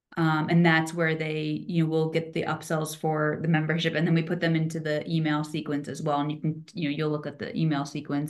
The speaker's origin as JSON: {"language": "English", "region": "East Coast", "country": "United States", "moved": "as an adult", "lives_now": "Reno, United States", "said": "I'm from East Coast originally"}